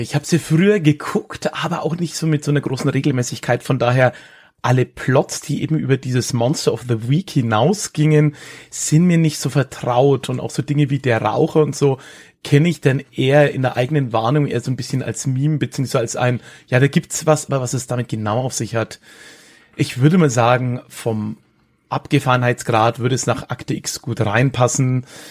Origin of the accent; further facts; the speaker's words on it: Höchstadt an der Aisch, Bavaria, Germany; also born or lived in Erlangen; die äh, Region Höchstadt, in der ich, ja, wie es der Kollege am Anfang gesagt hat, groß geworden bin